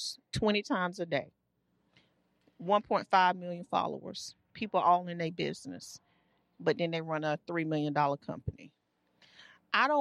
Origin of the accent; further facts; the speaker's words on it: Durham, North Carolina, United States; I grew up poor. I grew up here in Durham